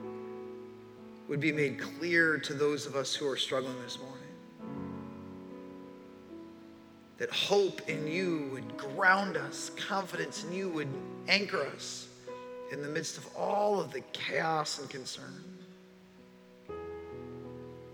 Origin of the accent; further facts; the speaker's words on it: Chicago, Illinois, United States; I was born in Chicago and spent the entirety of my childhood there